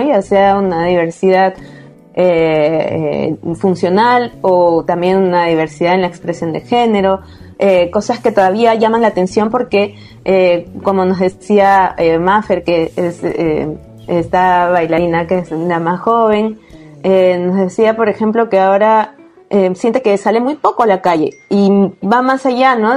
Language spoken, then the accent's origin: Spanish; Peru; also born or lived in Lima; soy de Perú y vivo en Lima, que es la capital